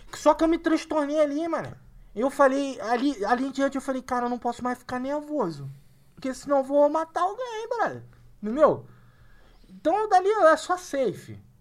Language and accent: Portuguese; Rio de Janeiro, Brazil; now in São Paulo, Brazil; sou carioca